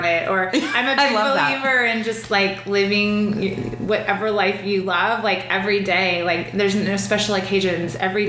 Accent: Orange, California, United States; moved away as an adult; also born or lived in Dallas, Texas / New York; now in Texas, United States; I grew up in the city of Orange, in Orange County, but my parents are now in Newport. But yeah, raised all around Orange County. My whole family's there.

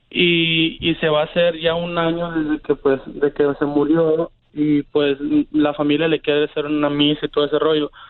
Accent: Sinaloa, Mexico; yo soy de, de Wasabi, Sinaloa

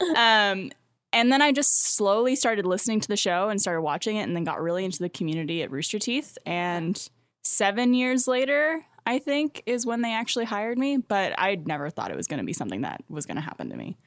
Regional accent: Canada; moved away as an adult; now in Austin, United States; as a Canadian

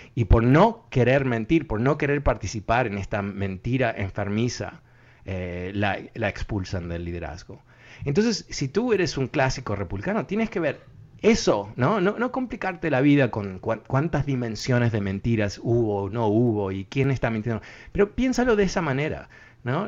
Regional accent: northeastern United States, United States; accent: educated northeastern US; hablo con un acento, eh, vamos a decir, ah, educado del noreste de Estados Unidos

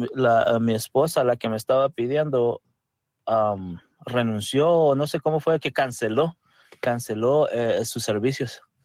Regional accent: El Salvador; first language Spanish; now in United States; yo soy de El Salvador

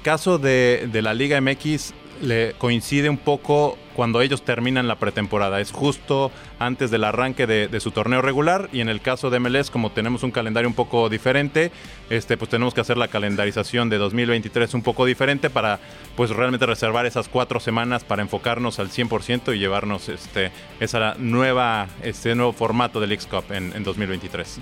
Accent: Mexico; soy mexicano

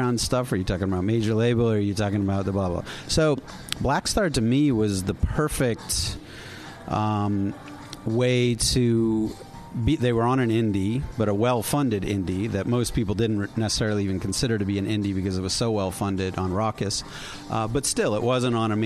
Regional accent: East Coast, United States; I grew up on the East Coast, and these are the records that are part of my youth.

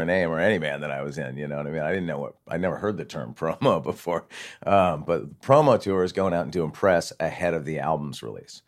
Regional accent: Santa Barbara, California, United States; I grew up in Santa Barbara, so not, not too far away from here

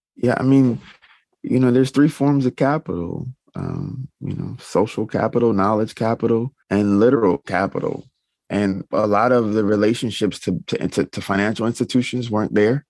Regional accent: the South, United States; I'm from the South

